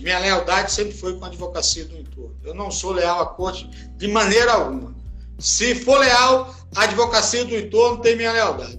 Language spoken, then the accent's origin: Portuguese; Caicó, Rio Grande do Norte, Brazil; sou do Rio Grande do Norte